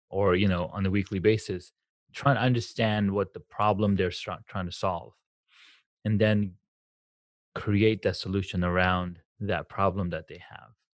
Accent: Southern California, United States; I grew up in Southern California

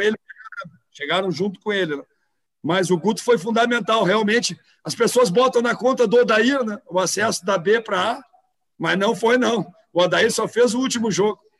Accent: Rio Grande do Sul, Brazil

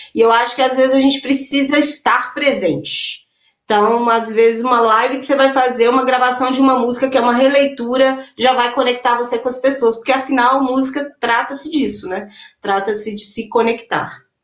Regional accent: interior of Minas Gerais, Brazil; also born or lived in Belo Horizonte; eu sou de BH, mas eu cresci aqui no interior

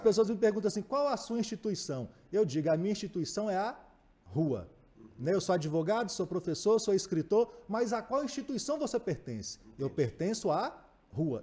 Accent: Montes Claros, Minas Gerais, Brazil; eu sou nascido e criado em Montes Claros, mas minha casa é o sertão inteiro

